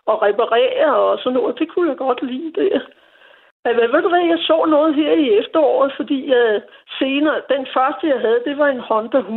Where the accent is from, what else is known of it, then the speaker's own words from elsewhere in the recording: Copenhagen, Capital Region of Denmark, Denmark; jeg er født og opvokset her på Nørrebro